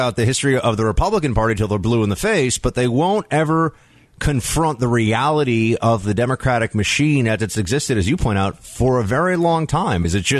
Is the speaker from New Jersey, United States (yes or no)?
no; New York City, New York, United States; I grew up here in New York City.